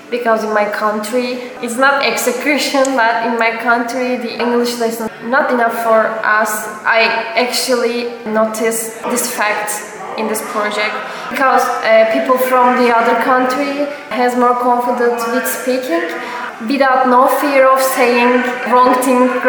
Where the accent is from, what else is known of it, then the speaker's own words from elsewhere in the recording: Istanbul, Turkey; I'm coming from Turkey, Istanbul. I'm studying at conservatory in opera singer department in Istanbul. Uh, I'm 25 years old.